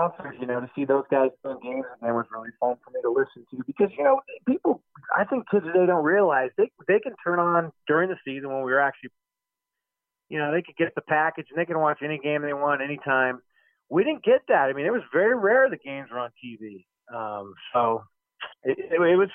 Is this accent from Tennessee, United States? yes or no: no; Cupertino, California, United States; I grew up in Cupertino at that time